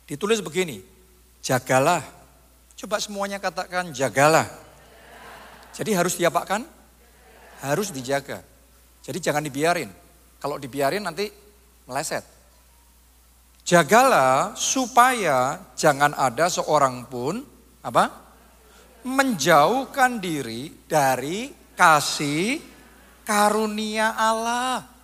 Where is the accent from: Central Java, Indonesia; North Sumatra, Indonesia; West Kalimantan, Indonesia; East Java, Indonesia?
Central Java, Indonesia; Surakarta; ya kalau kita orang Solo ngomong ketibannya enak terus.